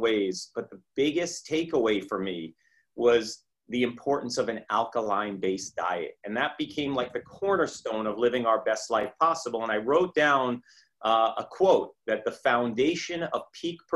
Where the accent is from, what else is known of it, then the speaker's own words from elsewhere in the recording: Great Neck, New York, United States; I grew up in New York, Great Neck, Long Island.